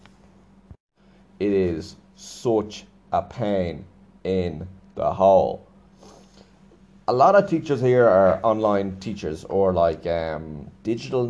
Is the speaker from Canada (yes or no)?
no; Ireland; I'm Irish